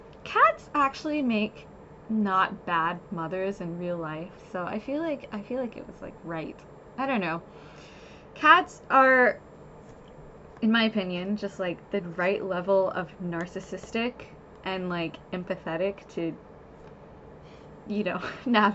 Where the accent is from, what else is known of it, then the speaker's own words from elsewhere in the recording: Austin, Texas, United States; I'm from Austin